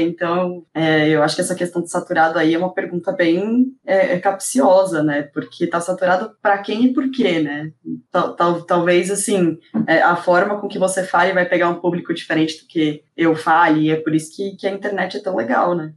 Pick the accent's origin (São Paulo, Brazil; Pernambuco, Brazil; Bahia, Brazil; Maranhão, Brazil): São Paulo, Brazil; Deu pra ver que eu sou paulista mesmo, né? Porque eu falo bastante meu